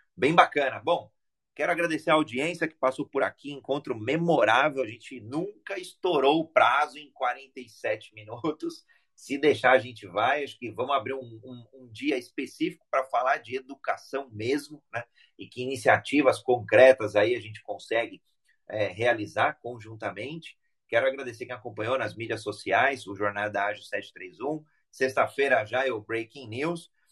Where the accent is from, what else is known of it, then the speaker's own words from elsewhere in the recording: Brazil; eu sou brasileiro